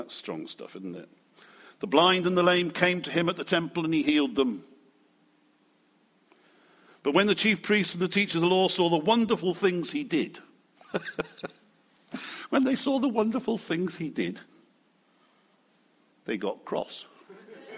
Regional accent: United Kingdom; I still think we're very British.

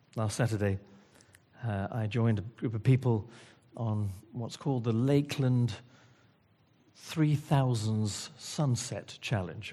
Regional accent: Wales, United Kingdom; I'm Welsh.

